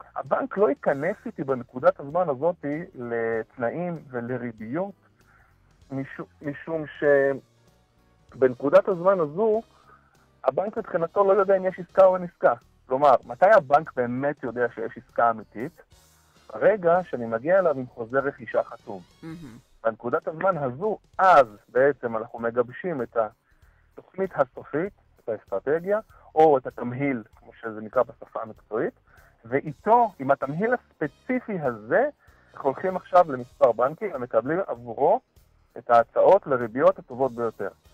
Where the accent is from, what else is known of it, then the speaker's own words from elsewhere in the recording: Israel; כולנו כישראלים טובים